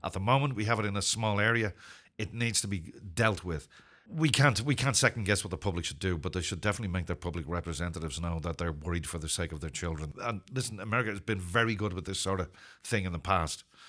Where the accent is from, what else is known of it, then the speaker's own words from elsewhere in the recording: Ireland; also born or lived in Zimbabwe; I'm not British. I'm Irish